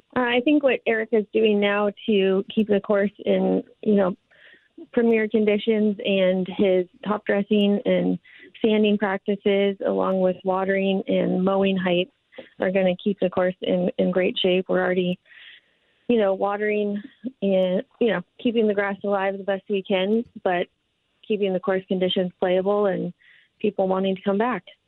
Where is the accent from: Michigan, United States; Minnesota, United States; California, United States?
Minnesota, United States; also born or lived in Nevada / Portland; now in Oregon, United States; I grew up in Minnesota playing high school golf